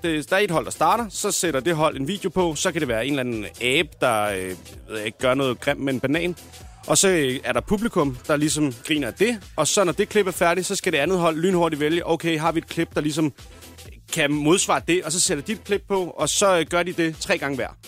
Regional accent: Denmark; vi er danskere jo. Det er fordi, vi bor i Danmark

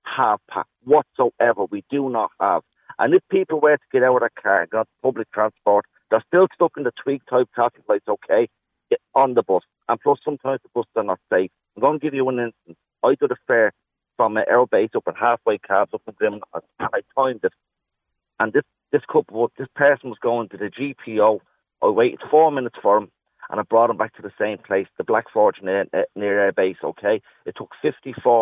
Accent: Dublin, Leinster, Ireland; I grew up in Ballyferm years ago.

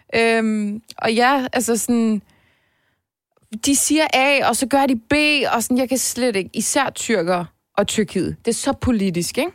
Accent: Denmark; jeg er også født og opvokset. Altså det, jeg føler, at Danmark er mit hjemland.

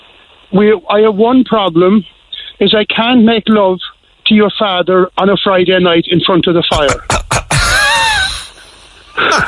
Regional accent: Union Hall, Munster, Ireland; I'm from Union Hall out the road

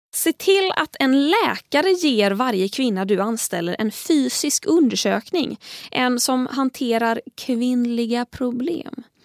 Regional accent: Tahult, Västra Götaland, Sweden; also born or lived in Gothenburg; i egenskap av göteborgare, eller jag är, inte ens, jag är från Tahult men är, jag i Stockholm så får jag lov att kalla mig göteborgare

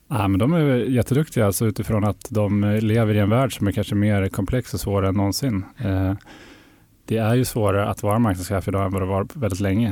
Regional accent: Härnösand, Västernorrland County, Sweden; moved away; also born or lived in Sundsvall / London / Lund; Jag är norrlänning. Jag kommer från Härnösand som ligger nästan eh, mitt i Sverige. Så där växte jag upp

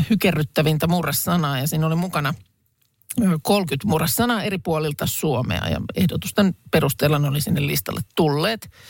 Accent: Lahti, Päijät-Häme, Finland; Mä olen kotoisin siis Lahesta ja toi on, ton Joo. verran siellä on sitä murretta, että ehkä se D voi sieltä niin kuin jäädä pois, että nimenomaan jos on Lahesta, niin on Lahesta eikä Lahdesta

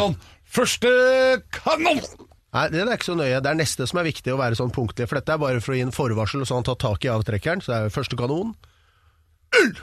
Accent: Oslo, Norway; Jeg er fra Romsås

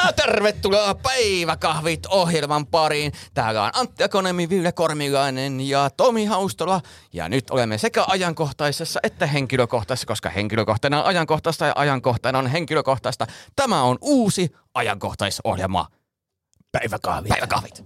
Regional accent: Suolahti, Central Finland, Finland; moved away; mä kotoisin Suolahdesta, niin siellä oikeastaan ainoa viikonlopputoiminta oli ajaa kaupunkia ympäri

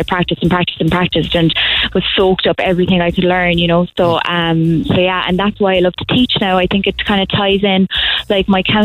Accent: Kilmallock, Munster, Ireland; moved away as an adult; now in Cork, Ireland; I'm actually from Kilmallock, County Limerick, originally, and I came to Cork when I was 18 to study music in UCC

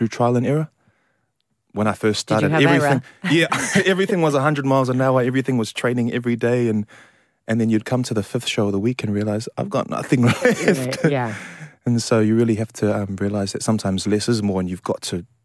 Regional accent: New Zealand; now in London, United Kingdom; I was born and raised in New Zealand, but my father is of Samoan descent

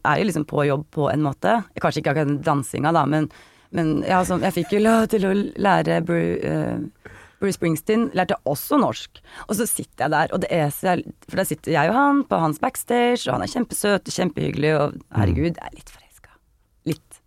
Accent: Kongsvinger, Innlandet, Norway; born or raised there; moved away

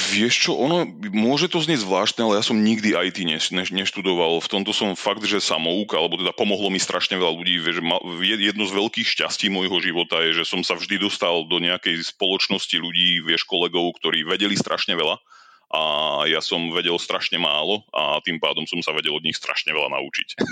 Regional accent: Oščadnica, Kysuce, Žilina Region, Slovakia; moved away as an adult; also born or lived in Bratislava / Canada; now in Ireland; pochádzam z z Kisúdskej dedinky a Ochodnica

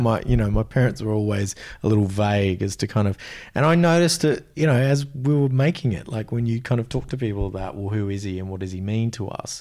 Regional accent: Australia; as an Australian male

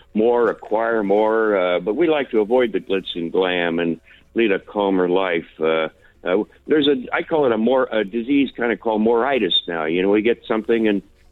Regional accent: California, United States; accent: American; also born or lived in New York City; now in United Kingdom; I was born in California, but I lived in New York quite a few years, and I've been over here now 20 years.

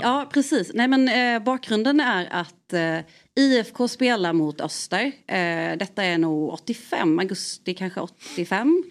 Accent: Värnamo, Jönköping County, Sweden; now in Gothenburg, Sweden; jag är från Värnamo

